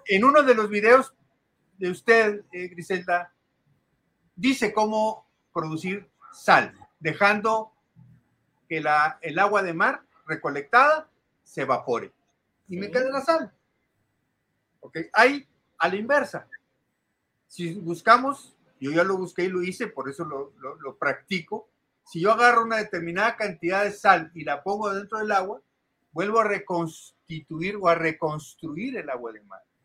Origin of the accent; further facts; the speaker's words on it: Mexico; soy mexicano de nacimiento, pero de origen árabe eh, soy segunda generación así aquí en México